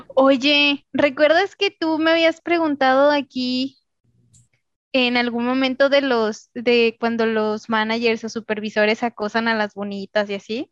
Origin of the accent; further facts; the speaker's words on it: Mexico; De México.